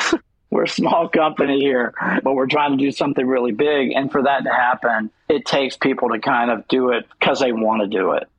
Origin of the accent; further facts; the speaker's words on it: the South, United States; And certainly I'm a Southerner, so that was going to come across. It came across even with my old business. People knew it just when I started talking.